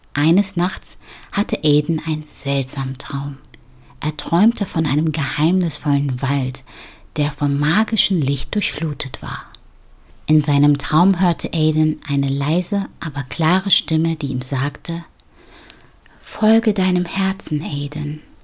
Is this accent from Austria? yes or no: no; Ghana; In ähm, Ghana, also in meiner Heimat